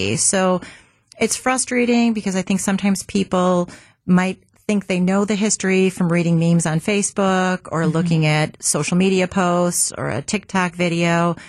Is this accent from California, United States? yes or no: no; Milwaukee, Wisconsin, United States; I grew up in the North Shore of Milwaukee. We have a pretty vibrant, mm-hmm. big Jewish community.